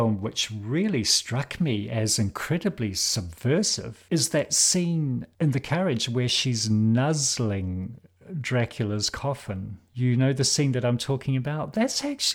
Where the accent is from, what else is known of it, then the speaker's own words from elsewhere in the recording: New Zealand; as a New Zealander